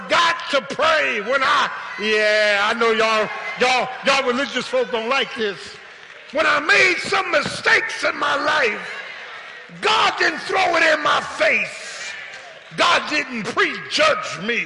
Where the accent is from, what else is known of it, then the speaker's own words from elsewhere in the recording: Philadelphia, Pennsylvania, United States; I'm from South Philly